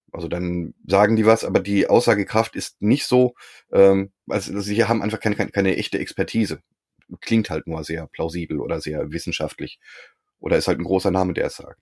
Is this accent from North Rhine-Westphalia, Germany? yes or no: no; Berlin, Germany; ich komme auch aus Berlin